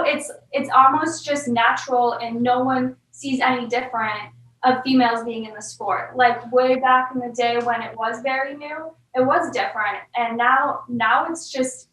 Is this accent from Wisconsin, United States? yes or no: yes; Eagle River, Wisconsin, United States; Where I grew up in Eagle River, I'm so thankful I got to grow up there.